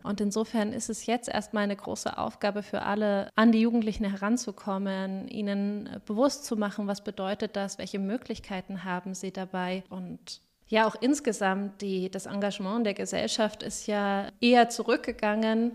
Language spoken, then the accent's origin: German; Weimar, Thuringia, Germany; moved away as an adult; also born or lived in Jena; now in Coburg, Germany; Ich stamme eigentlich aus Weimar, habe in Jena Erziehungswissenschaft und Psychologie studiert